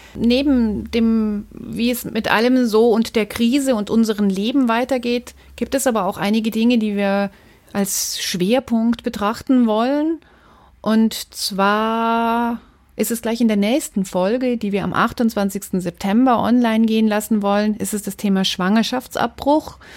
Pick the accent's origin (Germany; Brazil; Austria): Germany; Munich, Bavaria; ich bin in München geboren, habe mein ganzes Leben immer nur in München gelebt